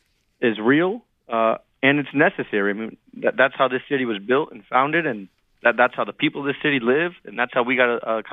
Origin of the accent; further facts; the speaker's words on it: Northeast, United States; and my wife is a Temple alum. Mm. And so there was a lot of personal ties, and we're both from the Northeast.